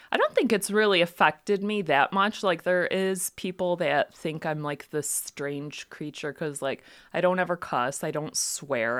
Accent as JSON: {"language": "English", "town": "Ortonville", "region": "Michigan", "country": "United States", "tie": "born or raised there", "said": "I grew up in Ortonville"}